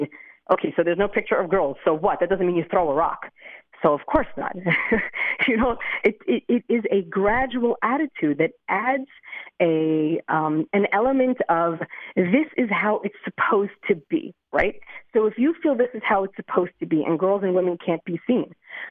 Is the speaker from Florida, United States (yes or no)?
no; Lakewood, New Jersey, United States; now in Beit Shemesh, Israel; I grew up in Lakewood, New Jersey